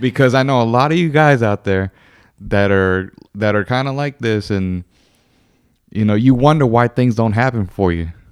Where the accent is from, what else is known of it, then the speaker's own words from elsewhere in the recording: United States; I was born here in America